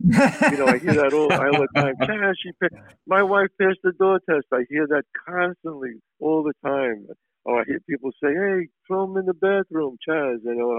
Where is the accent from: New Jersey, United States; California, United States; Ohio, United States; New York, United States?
New York, United States; New York City; It's my life growing up in the Bronx